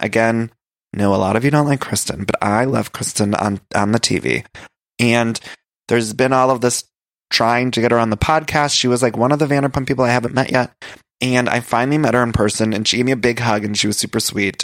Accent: Midwest, United States; now in Los Angeles, United States; I'm from the Midwest, but I've lived in California for so long

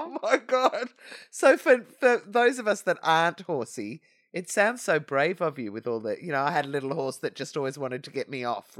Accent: Berwick, Victoria, Australia; I grew up in Berwick, which at the time was like a little country town

